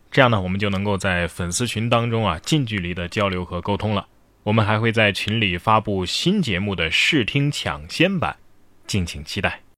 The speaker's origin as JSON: {"language": "Chinese", "country": "China", "said": "咱们大陆人"}